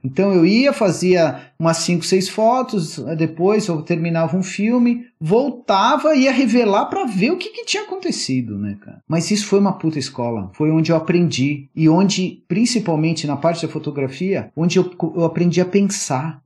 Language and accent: Portuguese; São Paulo, Brazil; also born or lived in Atibaia; Morava em São Paulo, eu sou de São Paulo